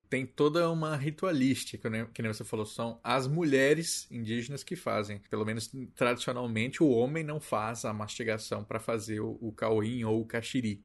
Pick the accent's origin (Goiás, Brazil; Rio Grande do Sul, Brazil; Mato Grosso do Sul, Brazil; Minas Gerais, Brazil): Mato Grosso do Sul, Brazil; Sou de Mato Grosso do Sul